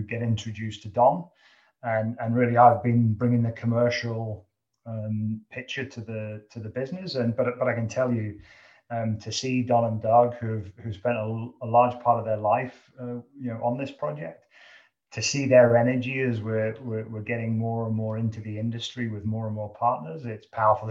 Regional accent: United Kingdom; now in Canada; you can tell from my dialect, I'm not a Canadian. I'm originally from the UK

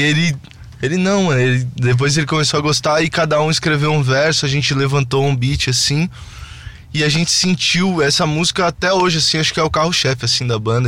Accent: São Paulo, Brazil; a gente sempre morou muito pertinho, assim, que a gente é de Interlagos

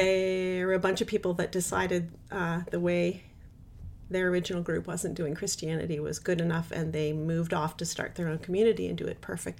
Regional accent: United States; moved away as an adult; also born or lived in Ontario, Canada; now in New York City, United States; So I am Canadian by choice. So I grew up an American citizen.

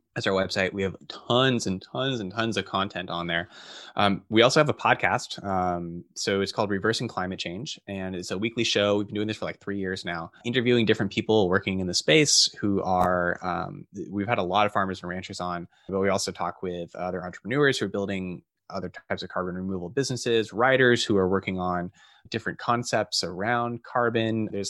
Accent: Phoenix, Arizona, United States; So I grew up in Phoenix in Arizona, and the outdoors are uncomfortable there to say the least.

